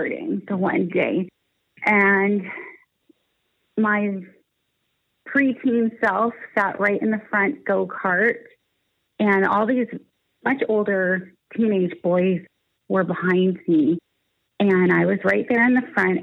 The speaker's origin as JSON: {"language": "English", "town": "Niagara Falls", "region": "Ontario", "country": "Canada", "tie": "born or raised there", "also_born_or_lived": "Toronto", "said": "I was born and raised in Niagara Falls, Ontario, Canada, and that's where I live today"}